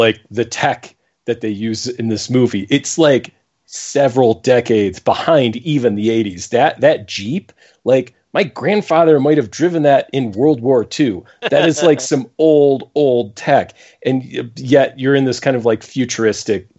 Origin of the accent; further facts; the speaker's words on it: Buffalo, New York, United States; moved away; I'm from Buffalo originally. So I am a Buffalo Bills fan